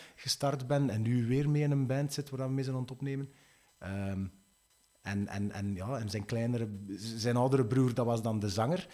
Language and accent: Dutch; Sint-Niklaas, Flanders, Belgium; ik ben oorspronkelijk van Sint-Niklaas